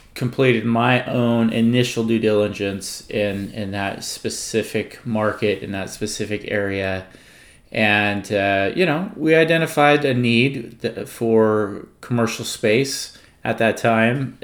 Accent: California, United States; I was born and raised in California

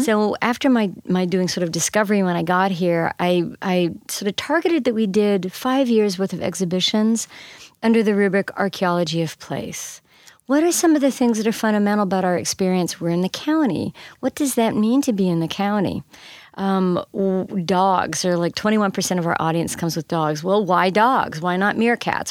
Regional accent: Canada; now in St. Louis, United States; I grew up in Canada.

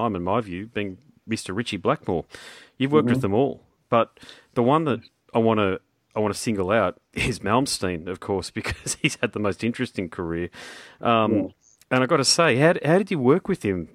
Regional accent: Brisbane, Queensland, Australia; I'm from Brisbane

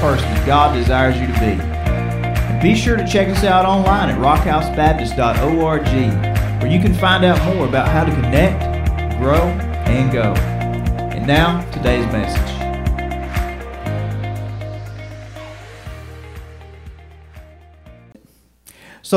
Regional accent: United States; I love being an American citizen

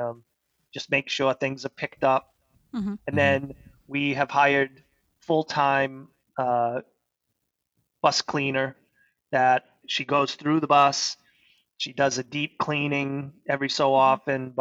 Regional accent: Saco, Maine, United States; also born or lived in Old Orchard Beach, Maine; I grew up in Camp Ellis, so I've been at the beach all my life. I live in Old Orchard now

